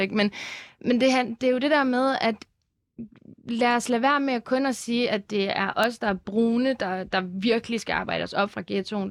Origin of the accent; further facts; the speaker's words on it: Lyngby, Capital Region of Denmark, Denmark; jeg voksede op i Lyngby i et rimelig sådan dansk kvarter